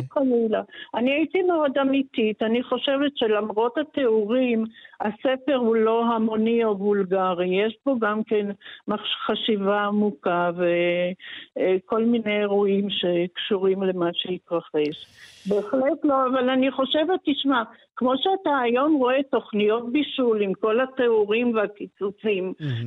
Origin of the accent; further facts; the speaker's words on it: Haifa, Haifa District, Israel; also born or lived in Paris; אני ילידת חיפה ב-1957